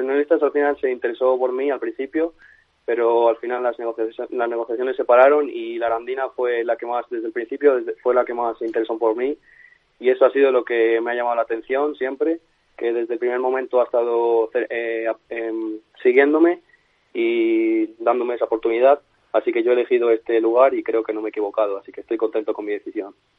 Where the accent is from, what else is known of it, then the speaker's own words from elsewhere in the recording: Toro, Castile and León, Spain; moved away as an adult; also born or lived in Valladolid; yo soy de Toro de, de Zamora